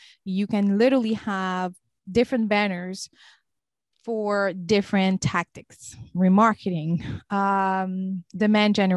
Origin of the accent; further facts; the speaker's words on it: Senegal; also born or lived in Cape Verde / Lebanon; now in Raleigh, United States; I was born and raised in Senegal, which is in West Africa.